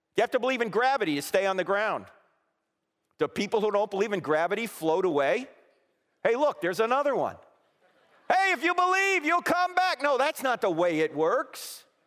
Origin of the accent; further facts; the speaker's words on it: New Jersey, United States; moved away; I'm originally from New Jersey